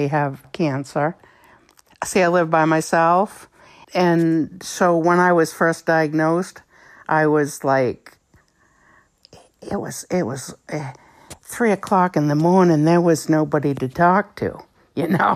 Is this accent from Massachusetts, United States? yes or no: no; Gray, Maine, United States; I'm from Gray, Maine. I've lived in Maine my whole life.